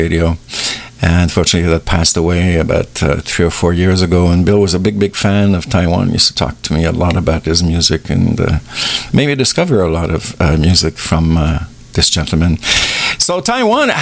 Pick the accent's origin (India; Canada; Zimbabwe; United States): Canada; Montreal, Quebec; I'm from Montreal here in Quebec, Canada